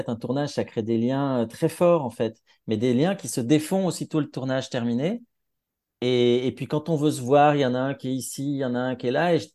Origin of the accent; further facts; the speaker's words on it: Grenoble, Auvergne-Rhône-Alpes, France; accent: Grenoblois; alors moi je viens de Grenoble, donc moi j'avais l'accent grenoblois, je l'ai peut-être encore parfois